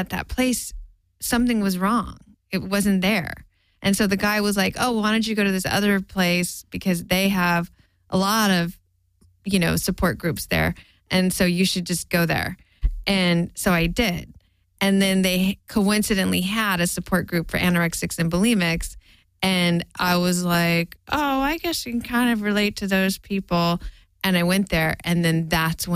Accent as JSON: {"language": "English", "town": "Stockton", "region": "California", "country": "United States", "tie": "born or raised there", "also_born_or_lived": "San Francisco", "said": "I grew up in Stockton"}